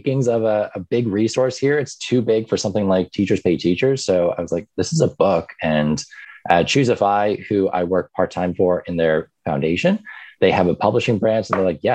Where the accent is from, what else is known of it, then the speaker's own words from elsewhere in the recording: Ireland; moved away as an adult; also born or lived in New York, United States; now in United States; I grew up in New York for the first 10 years of my life. And then my parents moved back to Ireland because they were originally from there. So I spent the next, you know, part of my formative years in Ireland